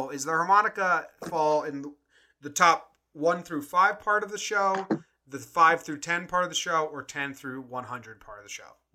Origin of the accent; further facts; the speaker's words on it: East Coast, United States; now in California, United States; I'm coming to you from California. …'s coming to you from Colorado. We're both from the East Coast originally, transplanted Yankee fans.